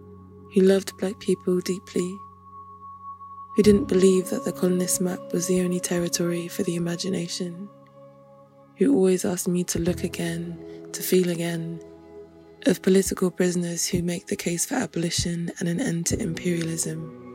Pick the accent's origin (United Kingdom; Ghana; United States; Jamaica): United Kingdom; London; Being Nigerian and British and growing up in London